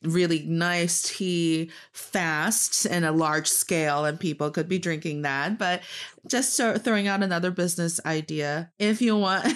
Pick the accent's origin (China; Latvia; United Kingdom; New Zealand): China; Northeast China; English is a second language; now in Beijing, China; I am from the northeast part of China, proudly repping Dongbae, and I'm talking to you from Beijing